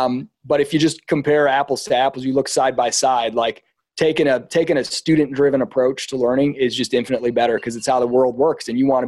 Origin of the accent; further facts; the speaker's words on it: Midwest, United States; Like I was not around people growing up in the Midwest. I was around people with good character, but not huge ambition.